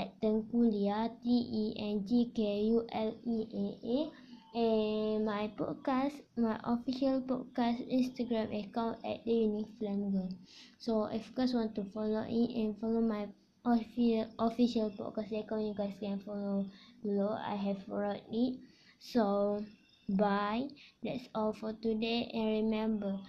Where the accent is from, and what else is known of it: Malaysia